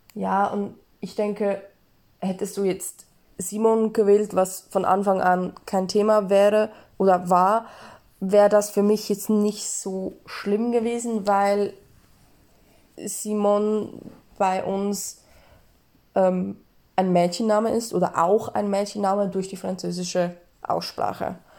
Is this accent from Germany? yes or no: no; Switzerland; ich bin Schweizerin